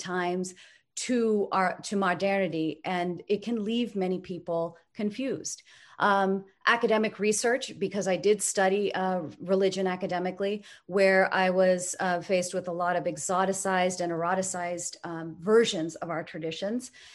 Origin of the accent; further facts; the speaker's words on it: United States; I grew up here in the United States